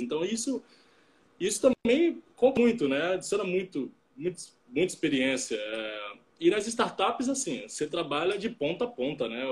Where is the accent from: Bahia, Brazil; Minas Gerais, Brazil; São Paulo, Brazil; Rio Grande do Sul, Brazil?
Bahia, Brazil; Salvador; moved away as an adult; also born or lived in Rio de Janeiro; now in Vitória, Brazil; sou natural de Salvador, mas é, os últimos seis anos eu morei no Rio de Janeiro, e, mas agora eu estou indo morar em Vitória